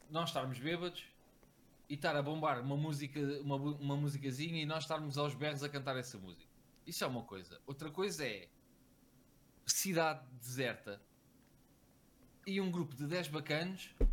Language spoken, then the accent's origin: Portuguese; Lisbon, Portugal; Sou natural de São Domingos Benfica.